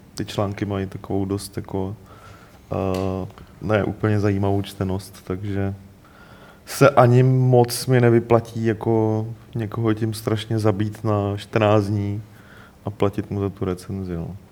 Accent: Moravia, Czechia; jako Moravák

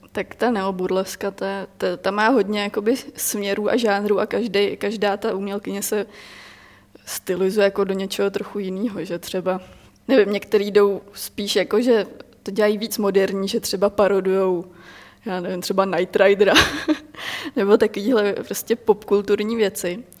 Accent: Czechia; v Čechách

